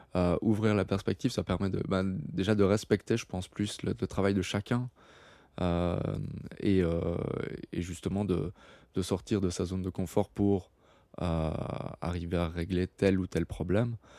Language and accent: French; Belgium; moved away; mon internationalité, le belge